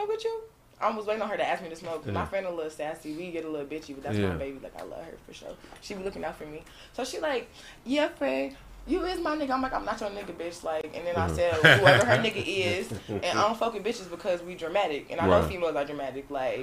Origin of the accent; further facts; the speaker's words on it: Chicago, Illinois, United States; I'm from Chicago.